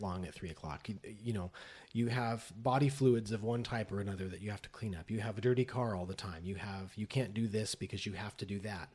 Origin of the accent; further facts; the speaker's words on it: Las Vegas, Nevada, United States; moved away as an adult; now in Los Angeles, United States; I grew up in Las Vegas.